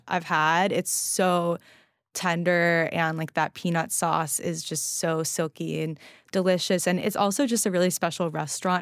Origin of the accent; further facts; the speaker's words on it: Los Angeles, California, United States; moved away; I was out in L A, which is where I grew up